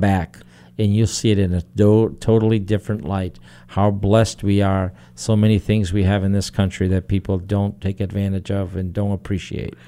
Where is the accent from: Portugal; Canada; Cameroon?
Portugal; moved away; when I was growing up in Portugal